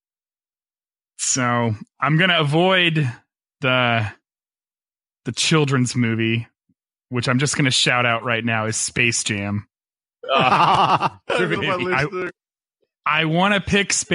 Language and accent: English; Flint, Michigan, United States; I was born in Flint, Michigan